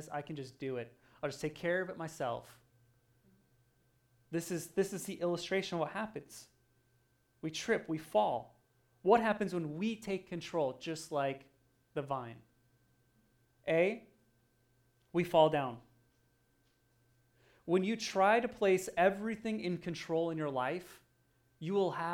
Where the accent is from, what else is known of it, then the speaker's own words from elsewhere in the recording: Oregon, United States; moved away; I grew up in Oregon, so there's lots of mud and lots of dirt and lots of rain